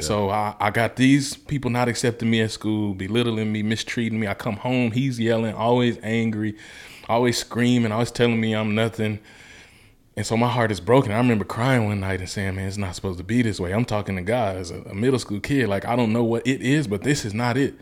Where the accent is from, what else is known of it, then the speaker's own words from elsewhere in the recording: Mississippi, United States; moved away as an adult; also born or lived in Memphis, Tennessee; I grew up my whole life in Mississippi till eighteen